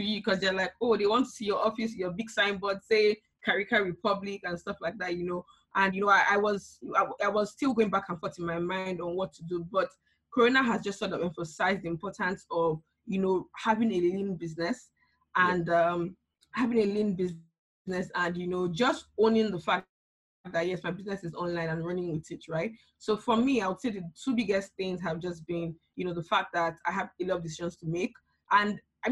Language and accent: English; Nigeria; I'm Nigerian